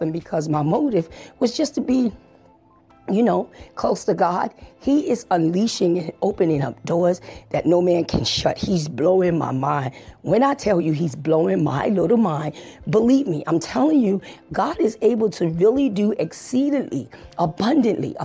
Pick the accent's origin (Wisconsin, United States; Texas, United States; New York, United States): New York, United States; New York City; growing up in the Bronx, New York